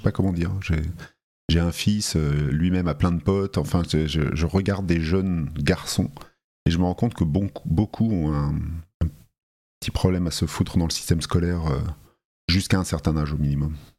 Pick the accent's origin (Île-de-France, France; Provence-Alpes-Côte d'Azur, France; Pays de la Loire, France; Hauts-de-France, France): Île-de-France, France; Paris; also born or lived in Talence; je suis né dans le Bordelais, dans une petite ville qui s'appelle Talence, euh, de deux parents bien français, euh, venu à Paris à l'âge de 3 ans. Donc on peut dire que je suis un Parisien, j'ai grandi ah, à Paris